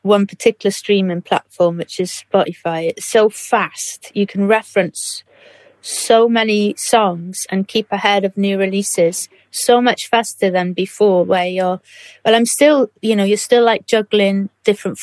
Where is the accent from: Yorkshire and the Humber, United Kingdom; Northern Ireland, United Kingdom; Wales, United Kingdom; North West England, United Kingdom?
Wales, United Kingdom; Swansea; I grew up in Swansea